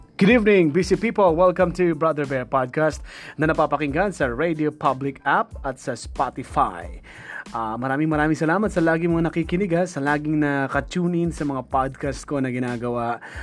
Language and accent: Tagalog; Philippines; bilang Filipino